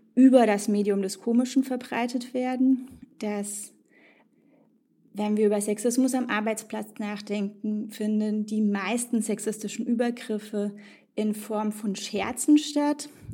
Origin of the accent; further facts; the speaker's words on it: East Germany, Germany; also born or lived in Tajikistan / Israel / Frankfurt am Main; Ich bin in Tadschikistan geboren, in der ehemaligen Sowjetunion und aufgewachsen in Ostdeutschland. Wir haben zu Hause Russisch und Deutsch gesprochen.